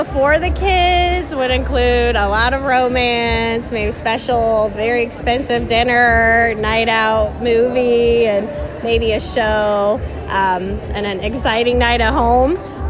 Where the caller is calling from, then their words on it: Pickerington, Ohio, United States; from Pickerington, Ohio.